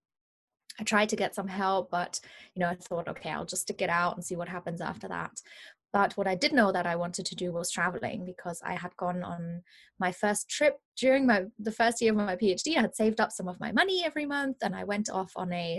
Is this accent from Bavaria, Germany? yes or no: yes; Munich, Bavaria, Germany; English is a second language; moved away as an adult; also born or lived in London; I am originally from Germany. That's why I have a bit of a funny accent, in case anybody's wondering where that's coming from. I'm from Munich in Germany